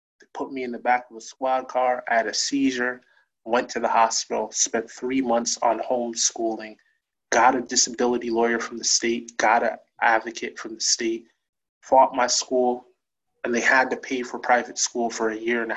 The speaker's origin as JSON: {"language": "English", "town": "New Haven", "region": "Connecticut", "country": "United States", "tie": "born or raised there", "also_born_or_lived": "Hamden", "said": "I grew up in New Haven, my first year I was born, my family lived in East Rock in New Haven"}